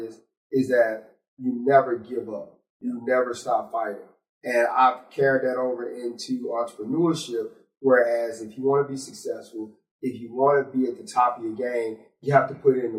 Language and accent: English; Mound Bayou, Mississippi, United States; native of Mount Bayou, Mississippi